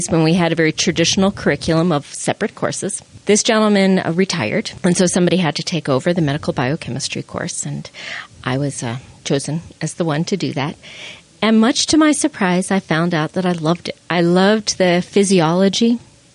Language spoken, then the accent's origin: English; Long Island, New York, United States; now in Utah, United States; I grew up in New York, on Long Island